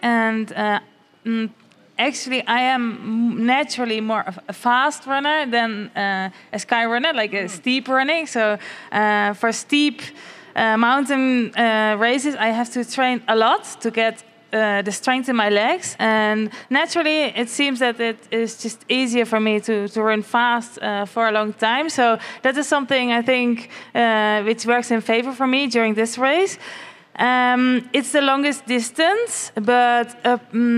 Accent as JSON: {"language": "English", "country": "Netherlands", "moved": "yes", "lives_now": "Spain", "said": "I'm living in Spain, but I'm actually from the Netherlands."}